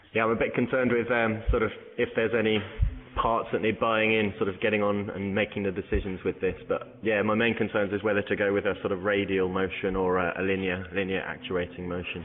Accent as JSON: {"language": "English", "town": "Bournemouth", "region": "South West England", "country": "United Kingdom", "moved": "as an adult", "lives_now": "Barcelona, Spain", "said": "I'm originally from Bournemouth, um, but I've been living in Barcelona for uh, about five years now"}